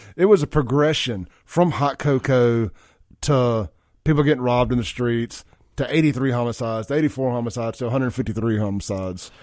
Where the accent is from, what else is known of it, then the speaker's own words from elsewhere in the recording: Jackson, Mississippi, United States; when we were growing up in South Jackson